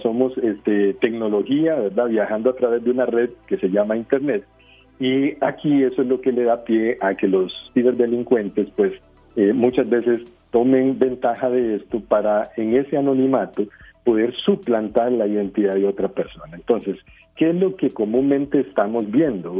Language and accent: Spanish; Costa Rica; como ticos